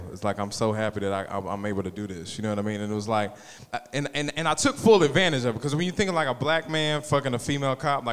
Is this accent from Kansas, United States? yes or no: yes; Wichita, Kansas, United States; I'm from Wichita.